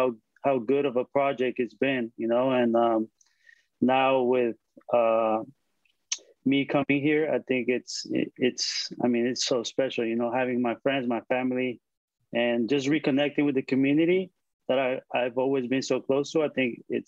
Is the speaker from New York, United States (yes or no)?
no; San Diego, California, United States; moved away as an adult; the team that represents my hometown, where I grew up, where I went to school, where I played club.